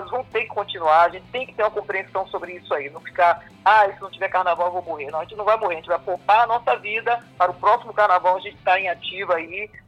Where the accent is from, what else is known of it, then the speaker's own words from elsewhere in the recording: Bahia, Brazil; born there; E para todos nós que nascemos aqui na Bahia, né, principalmente da minha geração